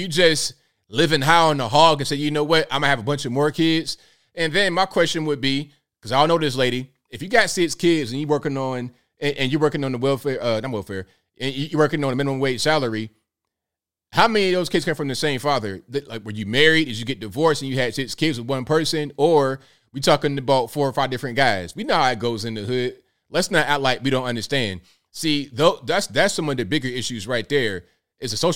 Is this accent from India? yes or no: no; Virginia, United States; Virginia, my home state